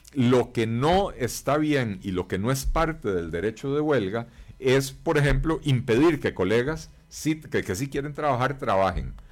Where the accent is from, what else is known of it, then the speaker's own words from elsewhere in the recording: Costa Rica; somos todos los costarricenses